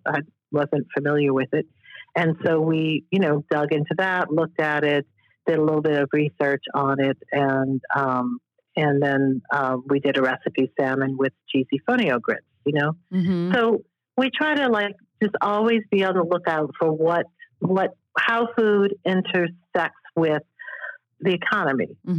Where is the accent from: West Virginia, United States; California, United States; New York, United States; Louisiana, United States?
Louisiana, United States; New Orleans; moved away as an adult; now in Washington, D.C., United States; New Orleans, and that's my hometown